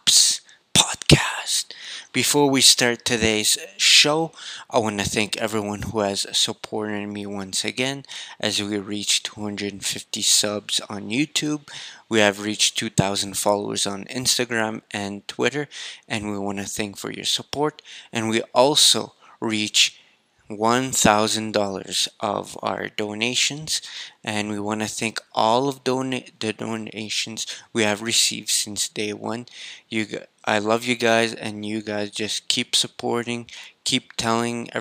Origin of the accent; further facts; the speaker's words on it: Canada; I'm Canadian